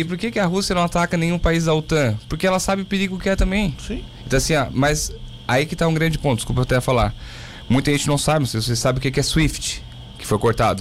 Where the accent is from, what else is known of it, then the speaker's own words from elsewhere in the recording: Laguna, Santa Catarina, Brazil; me criei em Laguna, morei em Laguna dos 5 aos 20